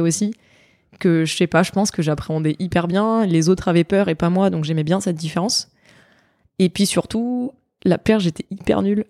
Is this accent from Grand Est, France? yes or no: no; Nice, Provence-Alpes-Côte d'Azur, France; moved away as an adult; now in Bordeaux, France; je suis niçoise, j'ai grandi à Nice, j'ai été formée à Nice pendant euh, quasiment dix ans.